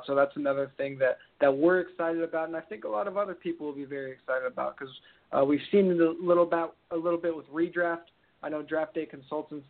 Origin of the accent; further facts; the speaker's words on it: California, United States; I'm from California